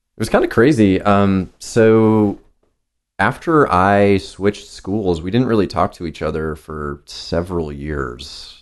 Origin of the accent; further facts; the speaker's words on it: New Hampshire, United States; moved away; I'm from New Hampshire originally.